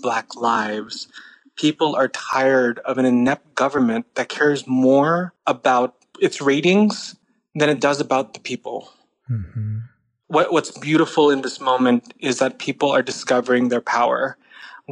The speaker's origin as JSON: {"language": "English", "town": "San Jose", "region": "California", "country": "United States", "tie": "born or raised there", "said": "I grew up in San Jose"}